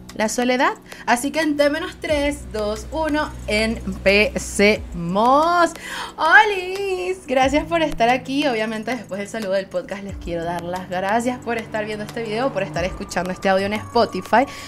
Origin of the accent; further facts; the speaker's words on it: Venezuela; Soy una jeva de Venezuela